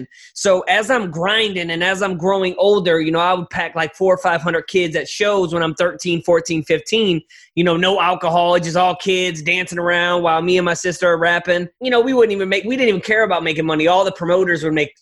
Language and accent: English; St. Louis, Missouri, United States; I'm from St. Louis, Missouri, born and raised.